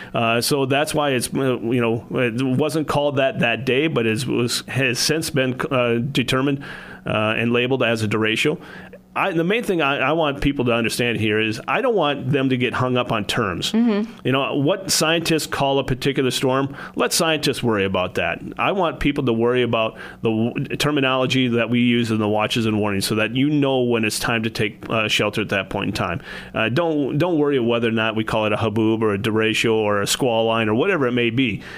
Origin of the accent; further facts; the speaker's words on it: Adrian, Minnesota, United States; also born or lived in Wisconsin; I grew up in Adrian, Minnesota.